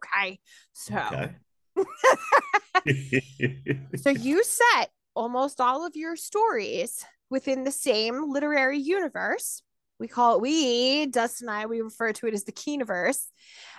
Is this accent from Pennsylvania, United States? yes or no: yes; Shamokin, Pennsylvania, United States; also born or lived in Chambersburg, Pennsylvania; I grew up, I don't know if you know about Shmokin, Pennsylvania where I was born. It's basically like the coal capital of Pennsylvania. Oh. And then my parents moved to Franklin County. So we were in Chambersburg, Gettysburg, right. From 87 forward.